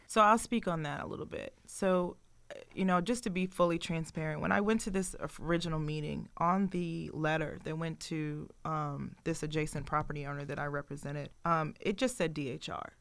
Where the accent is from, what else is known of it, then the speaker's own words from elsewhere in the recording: Richmond, Virginia, United States; I grew up in Richmond, Virginia, in the fourth district